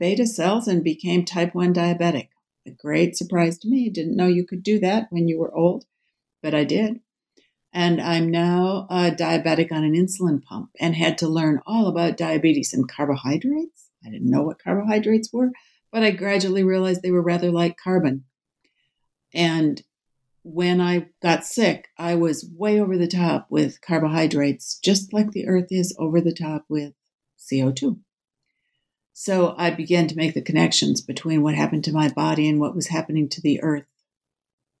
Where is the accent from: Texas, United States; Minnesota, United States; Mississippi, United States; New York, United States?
Minnesota, United States; Babbitt; also born or lived in Bemidji, Minnesota / Twin Cities, Minnesota; grew up in northeastern Minnesota